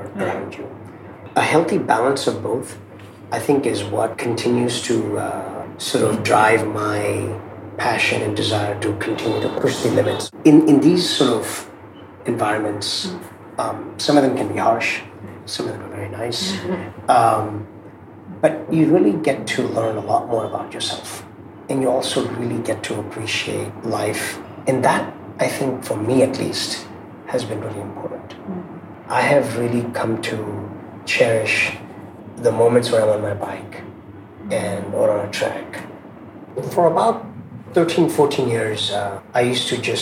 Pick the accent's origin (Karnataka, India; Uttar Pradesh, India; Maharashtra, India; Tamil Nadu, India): Maharashtra, India; Mumbai; also born or lived in Zambia / Silicon Valley; I was born in Mumbai, not far from here. And about less than a year later, my parents decided to move to a small country in Africa called Zambia.